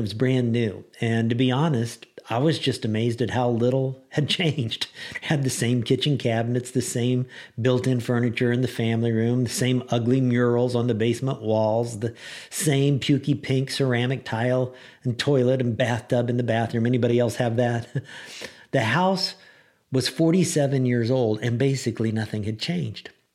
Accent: Lincoln, Illinois, United States; moved away; I was in Lincoln, Illinois for Thanksgiving, my hometown, and I had a total blast from the, from the past. You know, I grew up in Lincoln

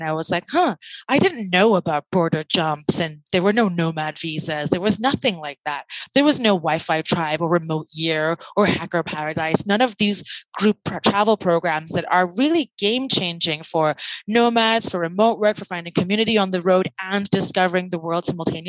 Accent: London, United Kingdom; I'm from London. It's the longest place I've ever lived.

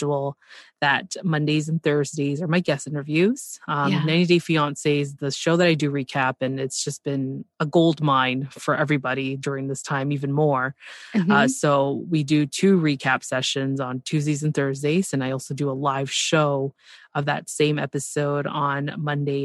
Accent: Canada; I'm Canadian

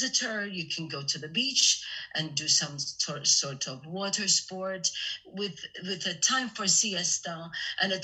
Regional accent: Malta; for a small nation, we have our own language

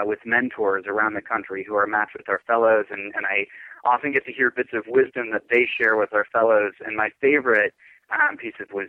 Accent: Minnesota, United States; also born or lived in San Francisco, California; move back to my home state of Minnesota

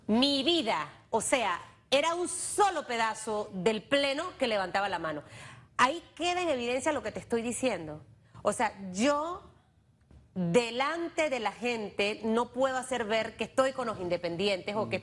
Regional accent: Panama; Para mí como panameña

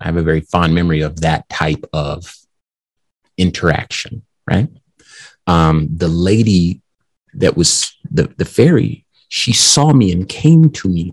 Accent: Compton, California, United States; I'm from California. That's where I was born, from Compton

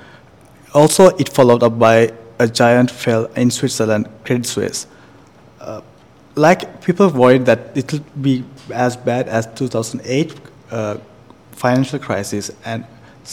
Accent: Sri Lanka; moved away as an adult; now in Taiwan; I'm from Sri Lanka, and I'm a second year master's student of Taipei School of Economics and Political Science

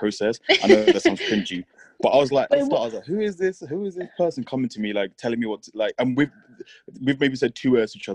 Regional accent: London, United Kingdom; I'm from London

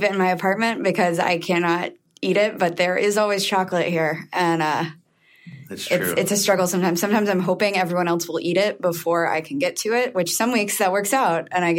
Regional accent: the South, United States; now in New York, United States; I'm from the South, so for me, food is a very important part of your life and experiences.

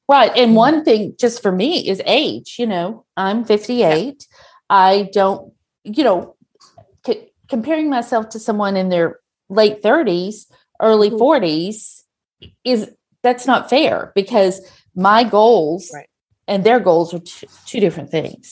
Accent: Texas, United States; I am from Texas, that's not the South

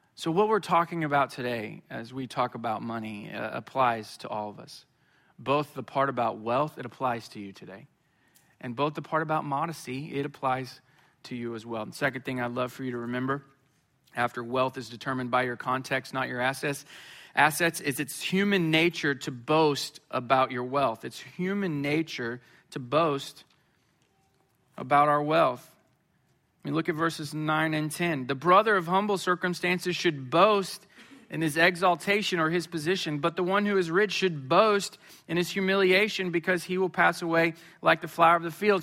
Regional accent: Springfield, Missouri, United States; I grew up in Springfield, Missouri.

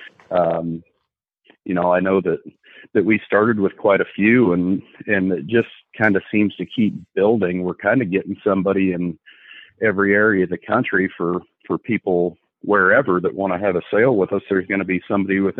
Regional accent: Little York, Illinois, United States; I'm from Little York, Illinois, born and raised here.

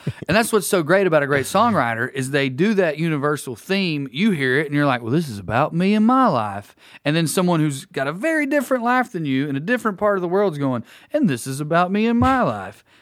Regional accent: the South, United States; coming up in the South

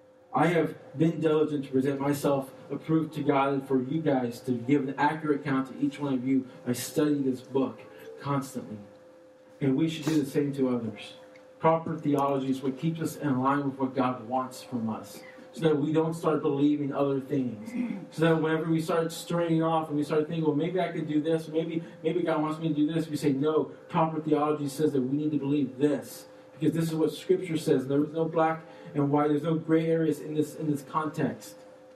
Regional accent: Austin, Texas, United States; we're from Austin, too.

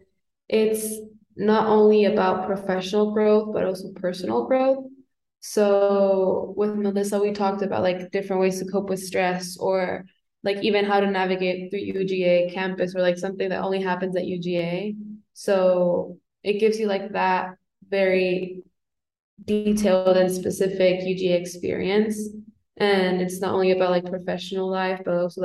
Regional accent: Bolivia; moved away; I'm from Bolivia.

